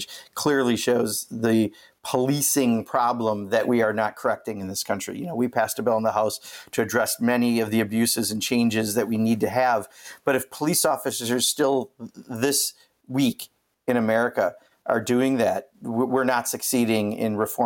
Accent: Kenosha, Wisconsin, United States; it's my hometown. I grew up there

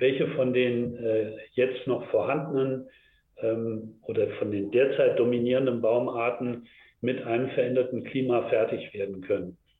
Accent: Germany; bei uns hier in Deutschland und in Europa

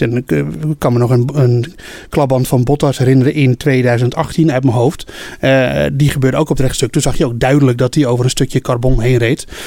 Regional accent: Netherlands; wij zijn Nederlanders

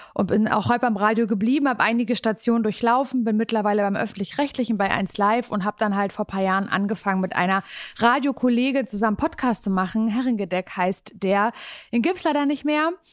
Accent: Parchim, Mecklenburg-Vorpommern, Germany; moved away as an adult; now in Berlin, Germany; Ich komme eigentlich aus Parchim, aus der Kleinstadt

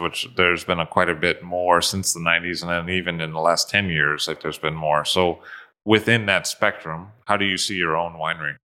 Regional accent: United States; being an American

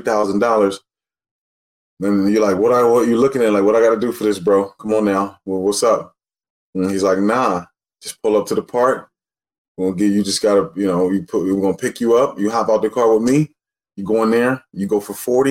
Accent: Los Angeles, California, United States; also born or lived in Texas; I'm from L.A.

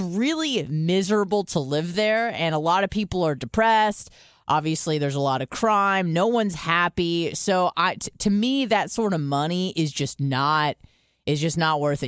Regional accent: San Diego, California, United States; now in Tampa, United States; I'm from San Diego, I moved to Tampa

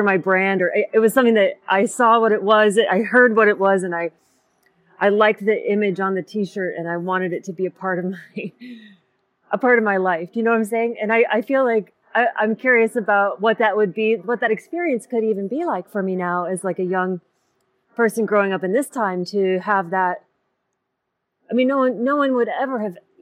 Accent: Sioux Falls, South Dakota, United States; I grew up in Sioux Falls, South Dakota

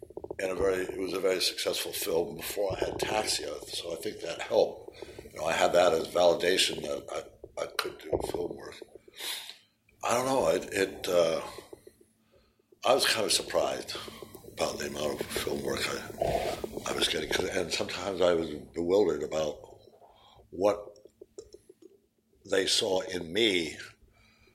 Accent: New York, United States; moved away as an adult; I was from New York

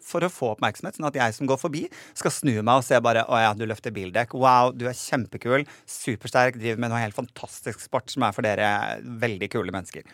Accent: Nordland, Norway; nordlandsbunaden, fordi det er det jeg har tilhørighet til

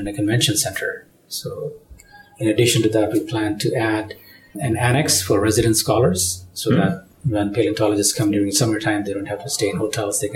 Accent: Canada; moved away; as a Canadian

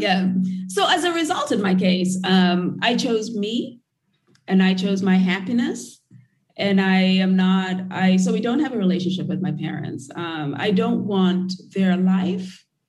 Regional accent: Nairobi, Kenya; moved away as an adult; I grew up in Kenya and in Nairobi

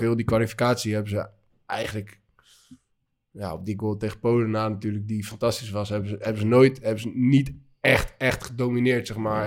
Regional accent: Rotterdam, South Holland, Netherlands; ik was vroeger ook Feyenoord, omdat ik uit Rotterdam kom

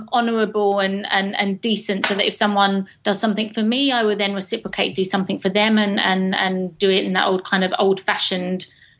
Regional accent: England, United Kingdom; accent: proper English

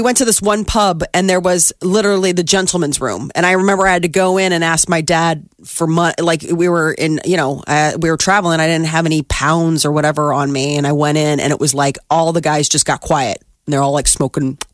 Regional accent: United States; as American girls

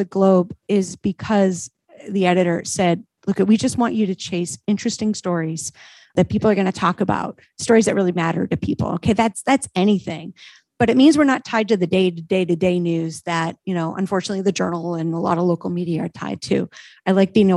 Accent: New Hampshire, United States; moved away as an adult; now in Rhode Island, United States; I'm from New Hampshire.

